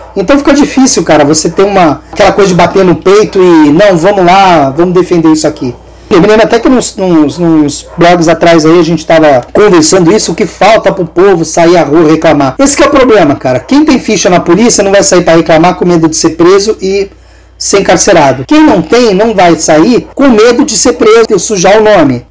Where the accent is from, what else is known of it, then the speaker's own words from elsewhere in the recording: São Paulo, Brazil; eu, como paulista